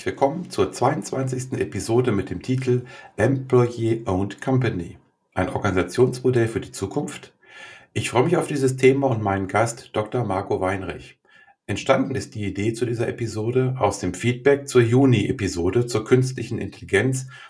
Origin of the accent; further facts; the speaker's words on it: Göttingen, Lower Saxony, Germany; in meiner Heimat Göttingen